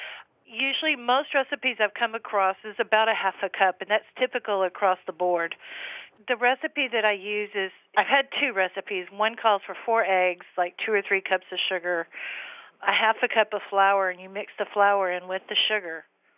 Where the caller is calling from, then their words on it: San Antonio, Texas, United States; San Antonio, Texas area.